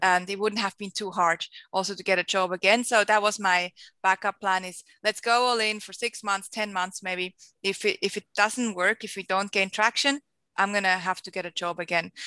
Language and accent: English; Switzerland; moved away as an adult; also born or lived in Costa Rica / Geneva, Switzerland; now in Sydney, Australia; I am a Swiss Australian, hence my very big accent. So I grew up in Switzerland, lived there for 23 years